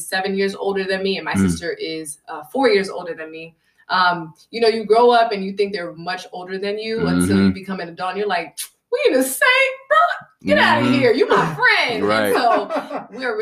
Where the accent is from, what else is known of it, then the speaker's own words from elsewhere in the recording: Connecticut, United States; I was born and raised in Connecticut, 203 CT